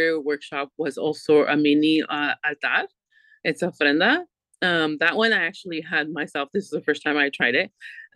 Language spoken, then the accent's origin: English; Santa Barbara, California, United States; we're all locals from Santa Barbara